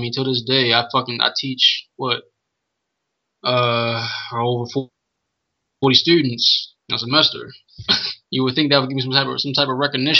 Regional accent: United States; we are American up to a point because we do share a particular culture compared to other kinds of people. We do have ancestors that were connected to slavery who literally built this country

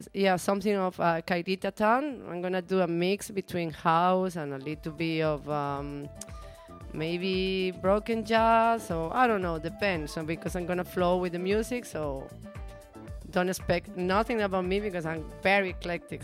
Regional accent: Venezuela; English is a second language; I'm from Venezuela

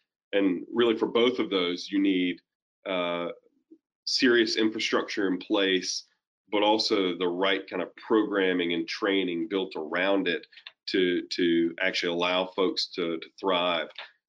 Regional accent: Ocracoke, North Carolina, United States; I grew up in part on Ocracoke, and my dad's a Methodist minister, and so we kind of bounced around the state like being a military brat, but in half of North Carolina.

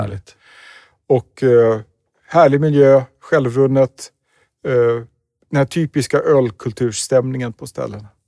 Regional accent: Sweden; som svensk turist i London

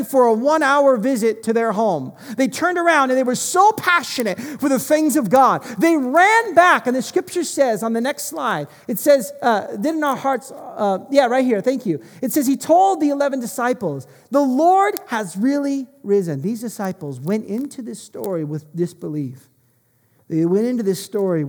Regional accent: United States; moved away; I'm American

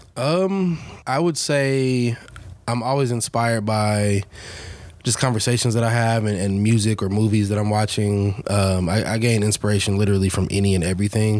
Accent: Dallas, Texas, United States; I grew up here in Dallas, South Dallas, between like Madison and Lincoln High School, so the hood

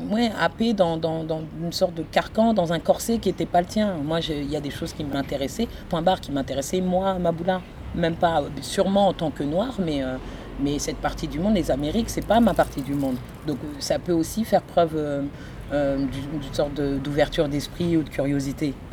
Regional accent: France; born there; Je suis née en France, euh, je suis née dans une famille ivoirienne euh, très traditionnelle, on est musulmans.

